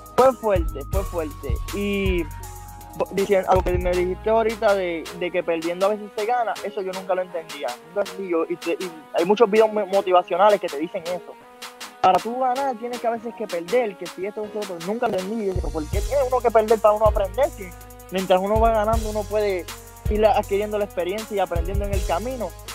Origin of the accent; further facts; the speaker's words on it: Vieques, Puerto Rico; toda mi gente de Vieque, que somos gente aguerrida